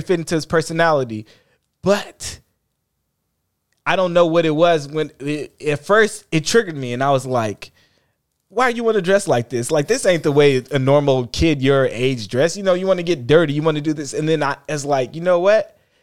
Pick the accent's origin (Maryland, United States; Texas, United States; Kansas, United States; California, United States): California, United States; Oakland; growing up in Oakland